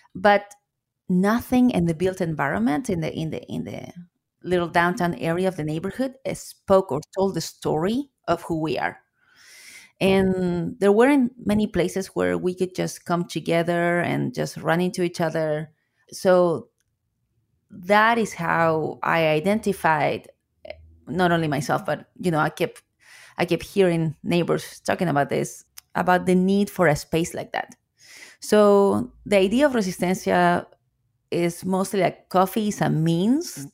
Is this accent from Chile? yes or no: yes; Chile; English is a second language; moved away as an adult; now in Seattle, United States; As you can hear with my accent, I am an immigrant from Chile. I came to the US in 2005